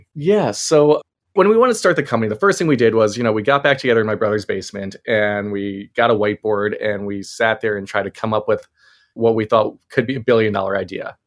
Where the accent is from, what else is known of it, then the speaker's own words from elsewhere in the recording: Maryland, United States; we were growing up in Maryland